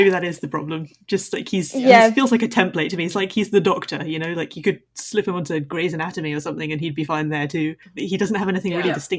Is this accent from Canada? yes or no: no; southern England, United Kingdom; accent: southern British, received English